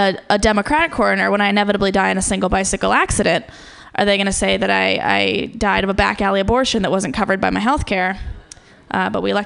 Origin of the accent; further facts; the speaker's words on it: Ohio, United States; I'm from Ohio